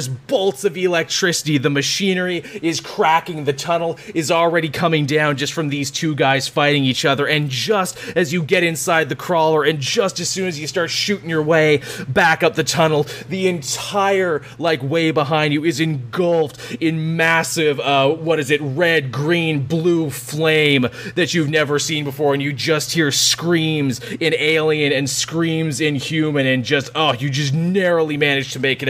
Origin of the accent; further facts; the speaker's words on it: Kansas, United States; I'm from Kansas originally. We have that phrase a lot where I'm from.